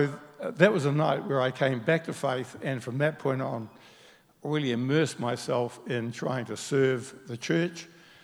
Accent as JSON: {"language": "English", "region": "Auckland", "country": "New Zealand", "tie": "born or raised there", "said": "Mangawau Primary, which is actually Mangawhau Primary, Balmoral Intermediate, Auckland Grammar"}